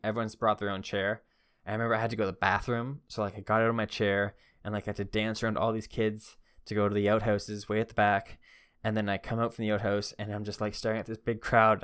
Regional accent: Canada

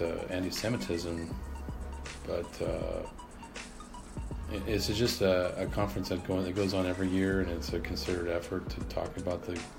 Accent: United States; as a American

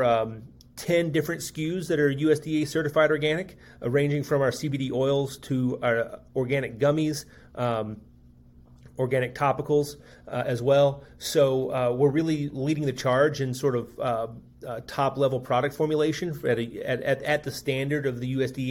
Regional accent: central Kentucky, United States; I grew up in central Kentucky.

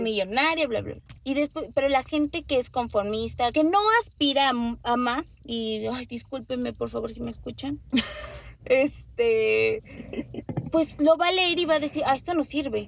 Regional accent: Mexico; hablo como mexicana

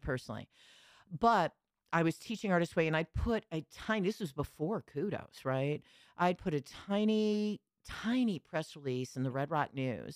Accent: Lansing, Michigan, United States; moved away as an adult; also born or lived in Chicago; I grew up in Lansing, Michigan

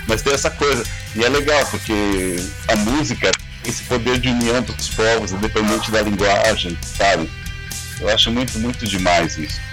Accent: Brazil

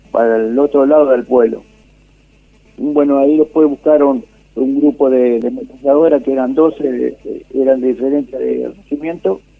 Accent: Mercedes, Buenos Aires Province, Argentina; Yo hacía eso. De Mercedes, de la provincia de Buenos

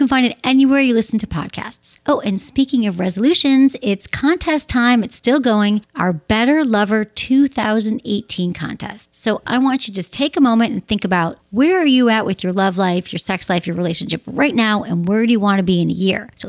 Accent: Midwest, United States; I'm from the Midwest, like air.

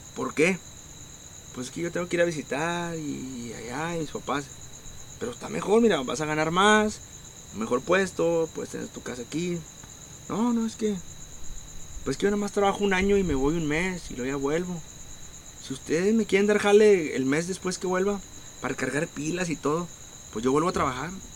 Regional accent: Monterrey, Nuevo León, Mexico; nosotros como regios

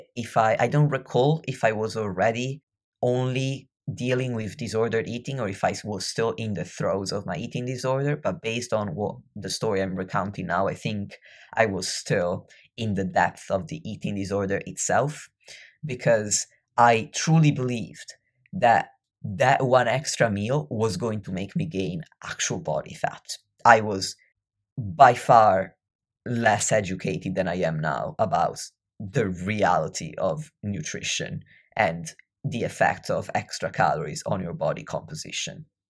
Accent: near Venice, Veneto, Italy; I grew up near Venice

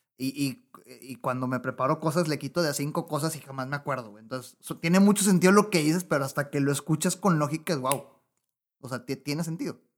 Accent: Mexico; mi país, México

